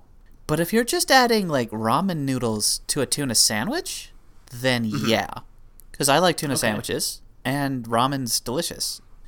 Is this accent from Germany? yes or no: no; Canada; That's like, we're Canadian. That's not weird.